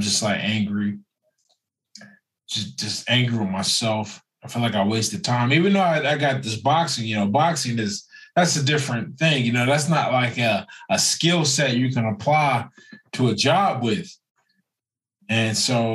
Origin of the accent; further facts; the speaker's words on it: Pennsylvania, United States; now in California, United States; I grew up in Pennsylvania